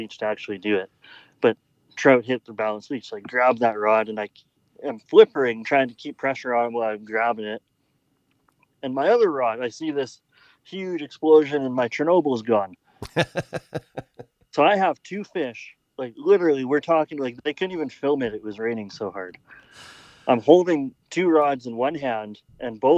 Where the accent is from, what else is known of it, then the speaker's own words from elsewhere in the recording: Alberta, Canada; I'm from Alberta